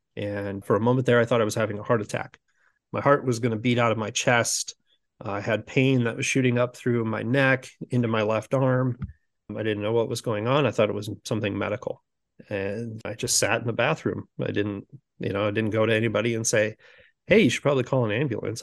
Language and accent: English; Sioux City, Iowa, United States; now in Omaha, United States; I grew up in Sioux City, Iowa. So I'm currently in Omaha, Nebra-, Omaha, Nebraska